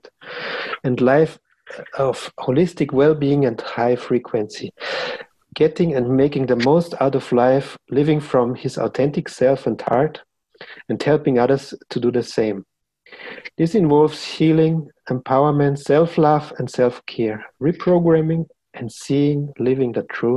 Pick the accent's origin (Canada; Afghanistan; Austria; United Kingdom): Austria; English is a second language; from Austria